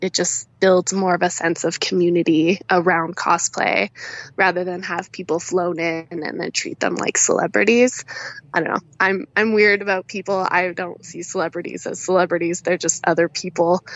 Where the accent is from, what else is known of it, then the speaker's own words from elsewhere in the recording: Canada; also born or lived in Alberta; people are always like weirded out that I'm Canadian